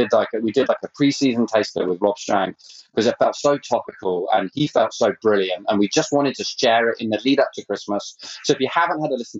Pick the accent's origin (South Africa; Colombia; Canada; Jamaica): Canada; I'm actually Canadian.